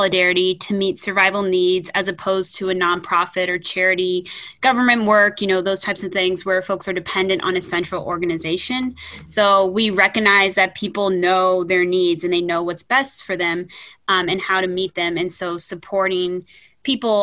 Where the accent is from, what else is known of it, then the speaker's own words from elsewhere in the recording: Fort Worth, Texas, United States; moved away as an adult; also born or lived in Ithaca, New York; now in Cortland, United States; I'm originally from Fort Worth, Texas